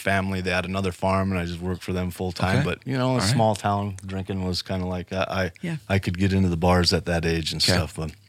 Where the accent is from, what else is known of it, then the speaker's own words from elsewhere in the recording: Rapid City, South Dakota, United States; also born or lived in Sioux City, Iowa; Well, you know, I was born here in Rapid City, so I haven't gone far. My mom is from Sioux City, Iowa, so we did move there when I was a kid.